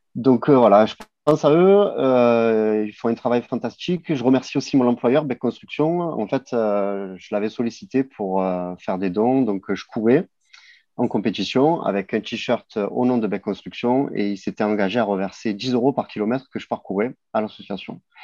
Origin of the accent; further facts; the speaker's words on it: Marseille, Provence-Alpes-Côte d'Azur, France; en tant que Marseillais